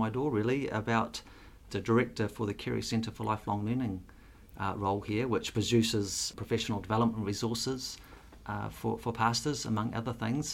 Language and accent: English; Auckland, New Zealand; also born or lived in Singapore; I grew up in West Auckland.